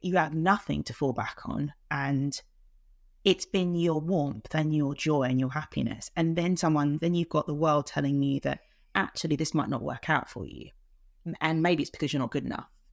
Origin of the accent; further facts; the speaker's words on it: London, United Kingdom; I'm from South London. I was born in, in South East London and lived mainly in the borough of Lewisham